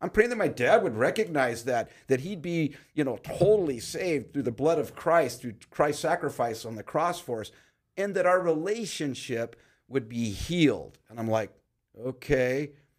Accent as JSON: {"language": "English", "town": "Pacoima", "region": "California", "country": "United States", "tie": "born or raised there", "said": "but I grew up in Pacoima. I'm 60, be 65 this year."}